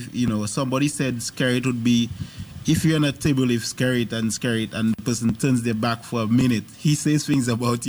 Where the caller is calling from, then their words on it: New York, United States; I'm calling. Uh-huh. I'm calling from New York.